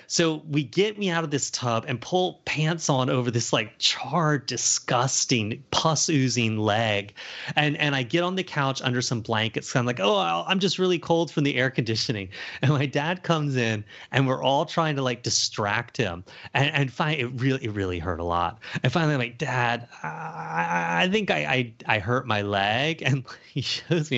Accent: Charleston, United States; moved away; growing up in Charleston

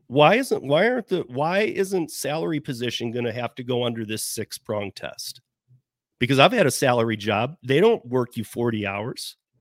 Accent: Michigan, United States; I'm from Michigan. My family's a lot, most are from Detroit

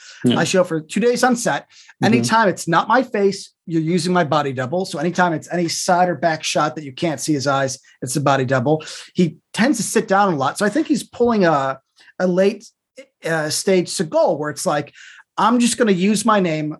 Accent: Chicago, Illinois, United States; since I grew up in the south suburbs of Chicago.

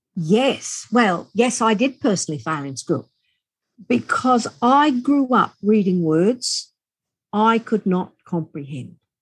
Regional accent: Australia; accent: Australian; as we are Australian, as you most likely hear my accent

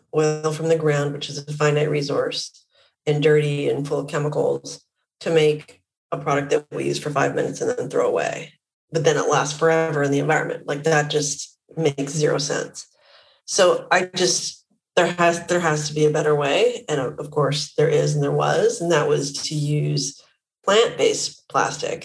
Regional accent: Vancouver, British Columbia, Canada; I'm Canadian. I grew up in Vancouver, Canada.

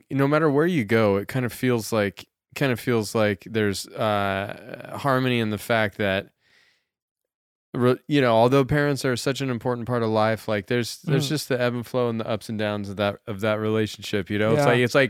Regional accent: Crescent City, California, United States; Growing up in Crescent City, you know what I think about the California North Coast?

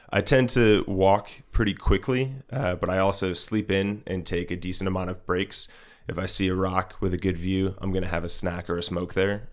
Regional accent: Rochester Hills, Michigan, United States; moved away as an adult; also born or lived in Hancock, Michigan; I'm from downstate Michigan, so Rochester Hills. It's a suburb of Detroit, about forty-five minutes north of there

